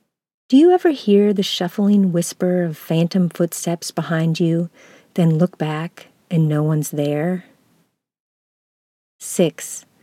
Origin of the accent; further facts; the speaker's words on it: North Carolina, United States; also born or lived in Upper Peninsula, Michigan / Virginia / Iowa / Minnesota; Maybe it's because I was born in the Upper Peninsula of Michigan and grew up in North Carolina and Virginia, then moved to Iowa, Minnesota, Southern California, Georgia, then Minnesota again.